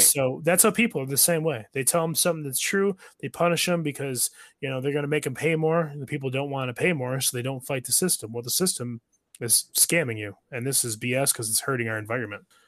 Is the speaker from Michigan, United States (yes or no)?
yes; Michigan, United States; I was born and raised in Michigan